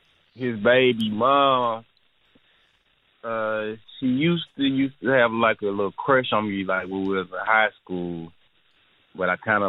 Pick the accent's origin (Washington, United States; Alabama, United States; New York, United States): Alabama, United States; First off … I'm from Alabama.